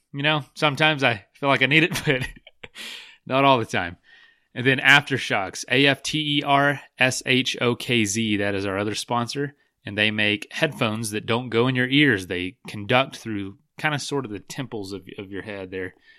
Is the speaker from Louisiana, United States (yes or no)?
no; Florida, United States; I'm from Florida